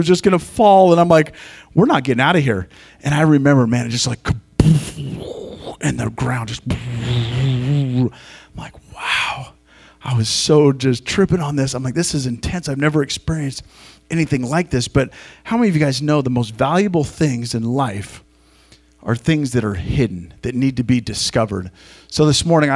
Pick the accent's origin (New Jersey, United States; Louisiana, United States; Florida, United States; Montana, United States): Montana, United States; I grew up in Montana